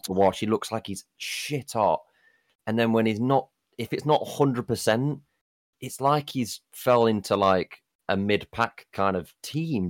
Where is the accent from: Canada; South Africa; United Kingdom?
United Kingdom; being a Brit